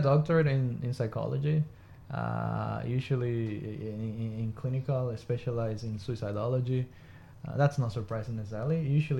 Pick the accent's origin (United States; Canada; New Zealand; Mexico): Mexico; moved away as an adult; also born or lived in regional Queensland, Australia; now in Queensland, Australia; I'm originally from Mexico. I've been in Australia for almost 18 years.